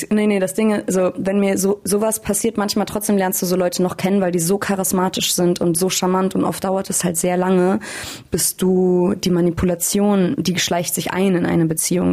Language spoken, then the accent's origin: German; Hamburg, Germany; moved away as an adult; now in Berlin, Germany; Ich bin in Hamburg aufgewachsen